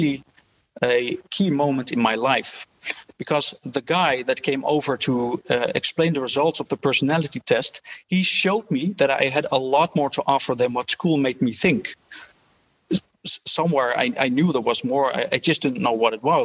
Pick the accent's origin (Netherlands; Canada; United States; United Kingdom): Netherlands; Haarlem, North Holland; I grew up in Haarlem in the Netherlands in a relatively poor family in Dutch standards